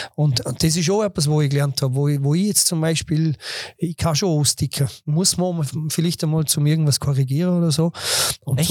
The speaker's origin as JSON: {"language": "German", "town": "Bregenz", "region": "Vorarlberg", "country": "Austria", "tie": "born or raised there", "accent": "Vorarlbergerisch", "moved": "as an adult", "lives_now": "Dornbirn, Austria", "said": "bin zwar gebürtiger Bregenzer und, und habe da eigentlich auch meine ganze Jugend verbracht"}